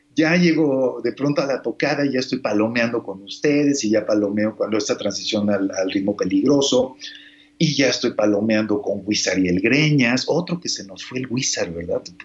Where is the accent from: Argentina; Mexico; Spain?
Mexico; soy mexicano y soy músico